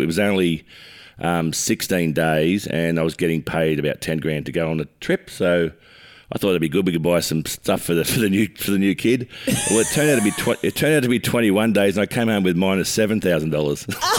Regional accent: Oak Flats, New South Wales, Australia; we used to cruise up and down the main street of Oak Flats when I first got my license

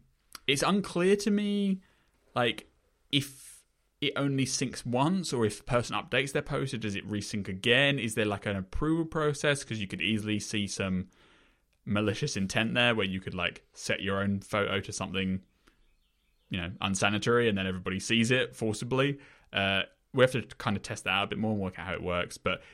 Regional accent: United Kingdom; I'm British.

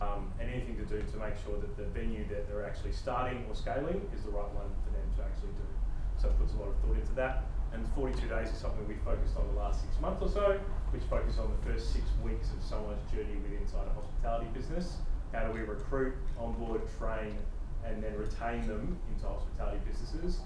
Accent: Adelaide, South Australia, Australia; moved away as an adult; also born or lived in Brisbane / Perth / Vancouver; now in Melbourne, Australia; Born and bred in Adelaide

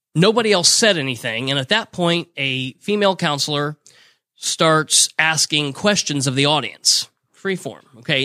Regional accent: Muncie, Indiana, United States; I was born and raised in Muncie

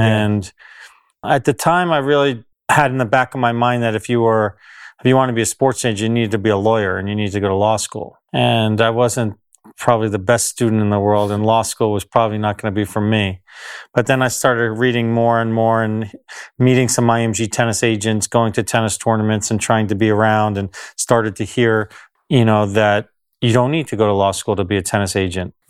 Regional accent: New Jersey, United States; I grew up in New Jersey in the United States

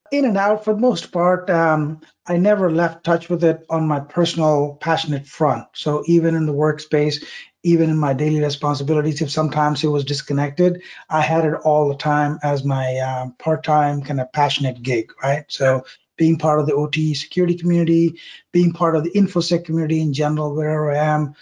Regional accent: South India, India; moved away; I grew up in South India

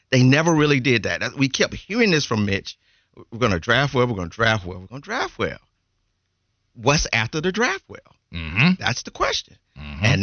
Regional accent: Georgia, United States; I'm from Georgia.

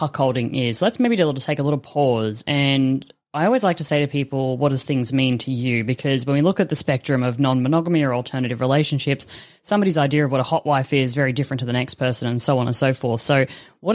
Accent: Australia; as an Australian

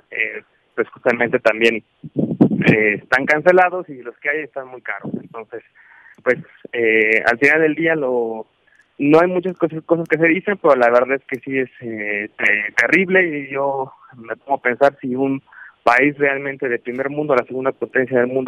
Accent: Mazatlán, Sinaloa, Mexico; Mazatlán, Sinaloa.

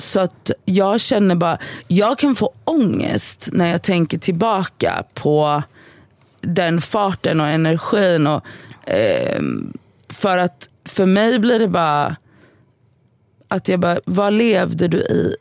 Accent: Gothenburg, Västra Götaland, Sweden; moved away; jag var hemma i Göteborg i helgen

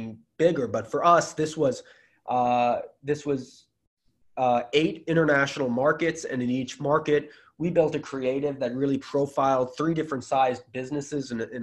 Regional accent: United States; I'm American

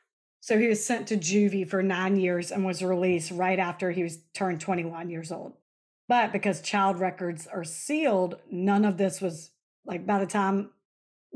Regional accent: Alabama, United States; we're from Alabama, where most people go hunting

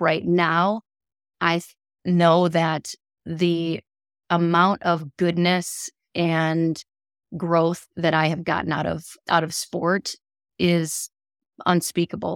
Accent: Rochester, Minnesota, United States; growing up in my hometown, how, hometown of Rochester, Minnesota

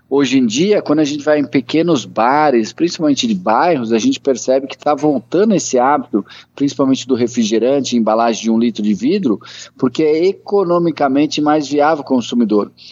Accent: Brazil; eu sou do Brasil

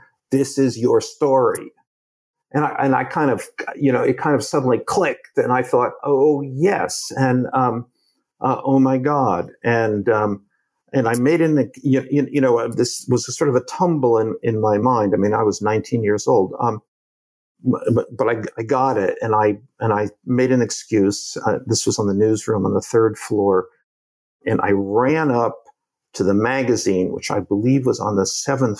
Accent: New Jersey, United States; moved away; I grew up in New Jersey

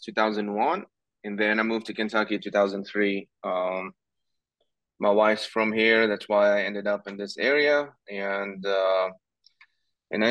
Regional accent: Tunis, Tunis Governorate, Tunisia; moved away as an adult; also born or lived in New York City, United States; now in Louisville, United States; born and raised in Tunis.

